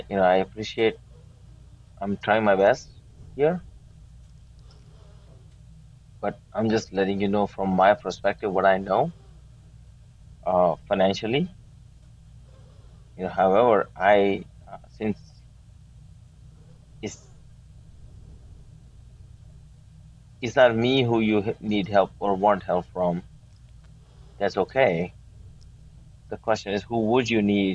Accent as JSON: {"language": "English", "region": "Maryland", "country": "United States", "tie": "born or raised there", "also_born_or_lived": "India", "said": "Grew up here in Maryland"}